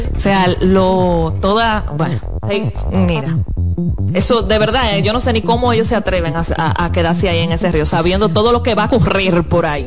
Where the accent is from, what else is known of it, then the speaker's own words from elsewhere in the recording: Dominican Republic; somos los dominicanos